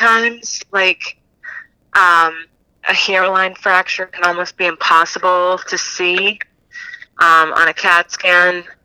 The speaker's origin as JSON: {"language": "English", "region": "New England", "country": "United States", "tie": "born or raised there", "moved": "yes", "said": "growing up in New England"}